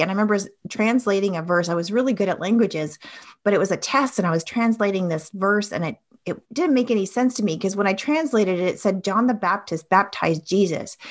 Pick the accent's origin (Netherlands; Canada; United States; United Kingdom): Canada; Toronto, Ontario; I grew up in Toronto in Ontario, Canada